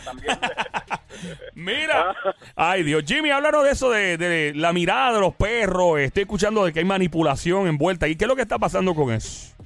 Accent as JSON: {"language": "Spanish", "country": "Puerto Rico", "said": "así somos los boricuas"}